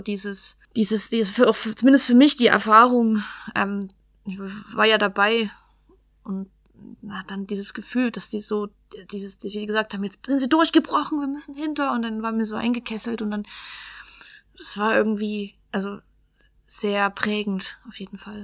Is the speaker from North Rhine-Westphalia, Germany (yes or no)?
no; Geringswalde, Saxony, Germany; also born or lived in Rochlitz; now in Chemnitz, Germany; ich bin aus, also in Rochlitz geboren und bin äh, bis zu meinem 17., 18. Lebensjahr habe ich in Geringswalde gelebt